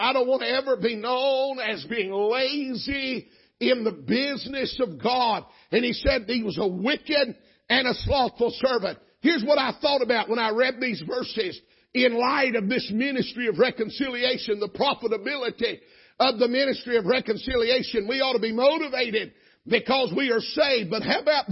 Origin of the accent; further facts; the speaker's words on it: Georgia, United States; I'm from Georgia